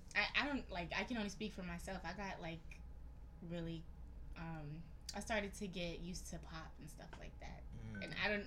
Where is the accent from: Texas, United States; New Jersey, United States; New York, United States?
New York, United States; moved away; And I'm from New York